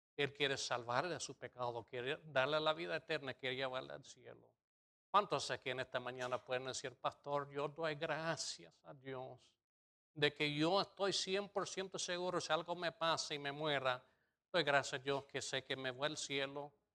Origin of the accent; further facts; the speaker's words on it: United States; moved away; soy gringo